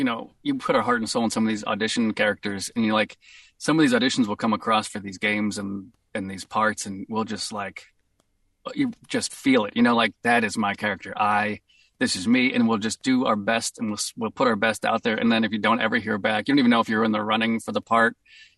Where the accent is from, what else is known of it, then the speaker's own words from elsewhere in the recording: Boston, Massachusetts, United States; accent: Boston; I was so stoked that it was like my true natural accent going to come out in the game.